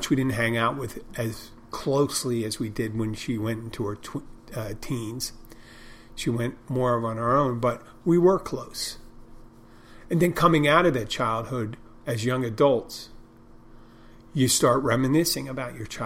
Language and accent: English; Odenton, Maryland, United States; I'm from I'm from Odenton, Maryland. Originally.